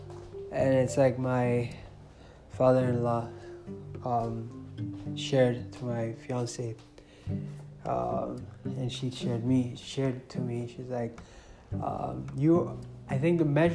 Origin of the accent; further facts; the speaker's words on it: Nigeria; moved away; I came from Nigeria